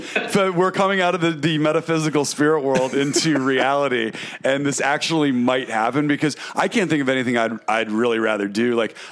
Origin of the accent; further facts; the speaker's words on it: Watertown, United States; Our house, we grew up in Watertown, but it was like it was like parts of it were like that house